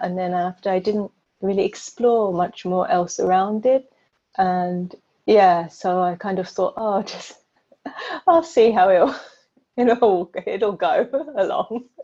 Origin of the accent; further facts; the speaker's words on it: London, United Kingdom; moved away as an adult; now in Prague, Czech Republic; I'm originally from London and I moved to Prague